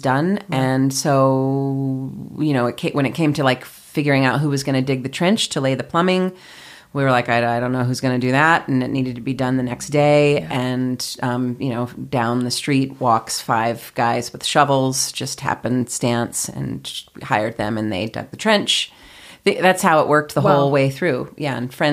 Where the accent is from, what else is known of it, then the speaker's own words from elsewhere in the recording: New York City, New York, United States; now in Boulder, United States; I grew up in New York City